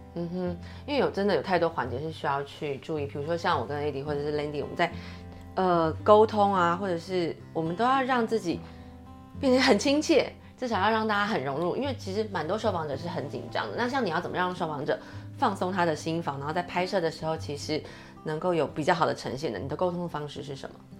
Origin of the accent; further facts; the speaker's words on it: Taiwan; 我们台湾人有很多，有自由度